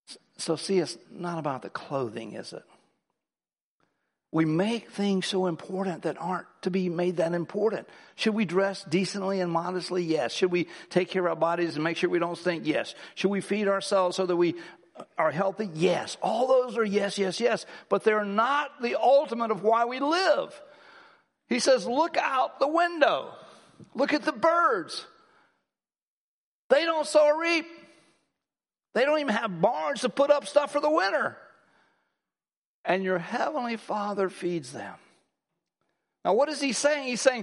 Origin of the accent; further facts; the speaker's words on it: Ohio, United States; He's from New York City and I'm from Ohio.